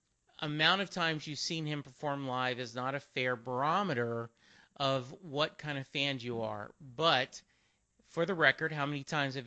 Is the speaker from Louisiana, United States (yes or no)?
yes; Louisiana, United States; Growing up in Louisiana, no concept of seeing him.